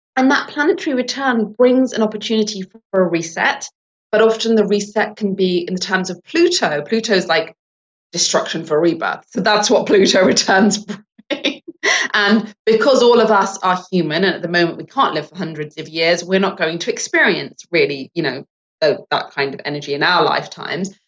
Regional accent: England, United Kingdom; now in United States; I was born in England and I'm Sri Lankan English. Now, I'm a Sri Lankan Brit American

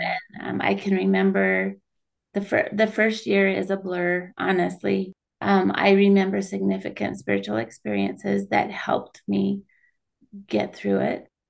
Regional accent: Kaysville, Utah, United States; also born or lived in St. George, Utah; I grew up in Kaysville, Utah

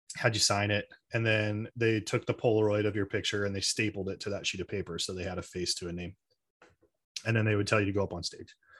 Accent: Arizona, United States; I grew up in Arizona, so I'm, I'm outside Phoenix at my dad's house.

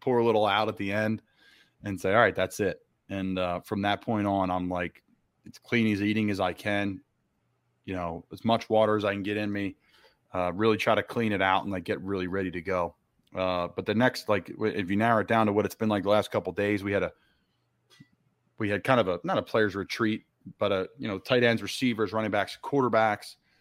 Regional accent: Doylestown, Pennsylvania, United States; I'm from Doylestown

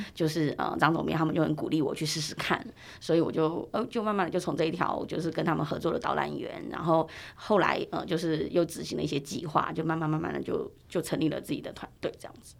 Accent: Taiwan; 我自己在台湾长大

